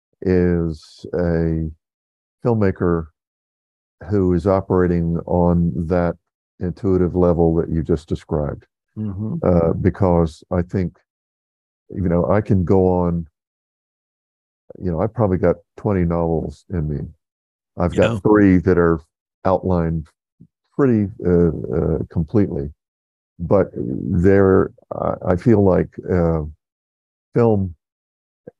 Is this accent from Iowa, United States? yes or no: no; South Georgia, United States; moved away as an adult; also born or lived in Atlanta / Los Angeles / New York City; living with a buddy from my hometown in South Georgia